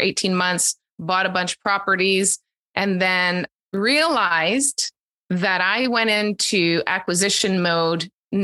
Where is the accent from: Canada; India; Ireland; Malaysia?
Canada; East Coast of Canada, the Maritimes; moved away as an adult; also born or lived in Calgary; now in Ontario, Canada; I grew up on the East Coast of Canada and the Maritimes